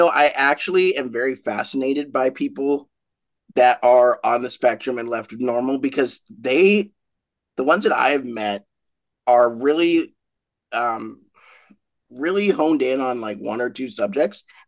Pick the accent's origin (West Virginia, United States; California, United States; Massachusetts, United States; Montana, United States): Montana, United States; Great Falls; now in Billings, United States; I'm from Montana. I was born in Great Falls. Now I live here in Billings and have for 17 years.